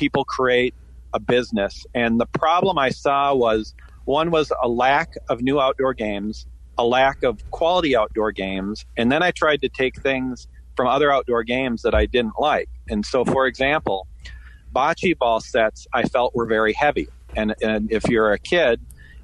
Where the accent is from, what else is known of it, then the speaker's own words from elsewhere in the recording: Minnesota, United States; growing up in the Midwest, I grew up in Minnesota